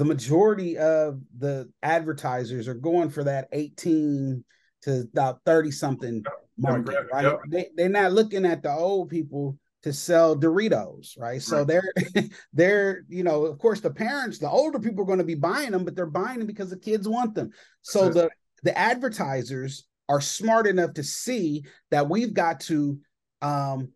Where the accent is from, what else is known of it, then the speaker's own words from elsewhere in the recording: Columbus, Ohio, United States; I am from Columbus, Ohio